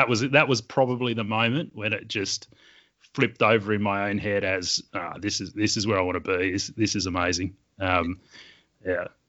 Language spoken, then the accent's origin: English; Sydney, New South Wales, Australia; accent: Australian; I grew up in Western Sydney